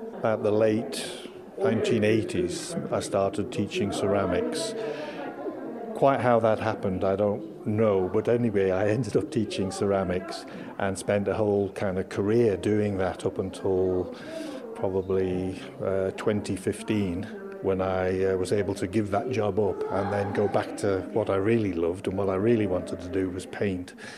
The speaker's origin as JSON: {"language": "English", "country": "Isle of Man", "tie": "born or raised there", "said": "growing up in the Isle of Man"}